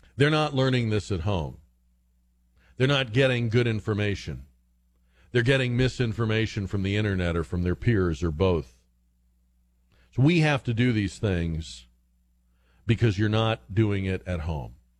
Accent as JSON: {"language": "English", "region": "New England", "country": "United States", "moved": "yes", "said": "I was from New England"}